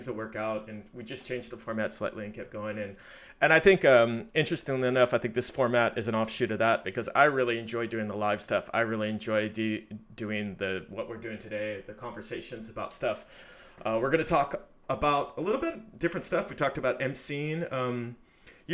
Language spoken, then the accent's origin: English; United States; I'm American